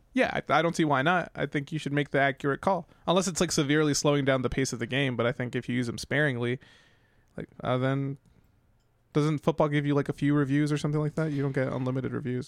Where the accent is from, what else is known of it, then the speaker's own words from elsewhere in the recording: New York, United States; moved away; also born or lived in New England; I'm from New York